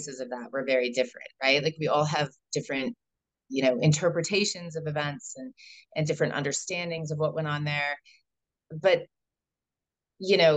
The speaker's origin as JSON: {"language": "English", "region": "Colorado", "country": "United States", "tie": "born or raised there", "lives_now": "Boulder, United States", "said": "I was born in Colorado. My family moved a lot. So when people ask, where are you from? That's a hard question to answer because I wasn't really any place more than, 3 or 4 years. We moved throughout Colorado."}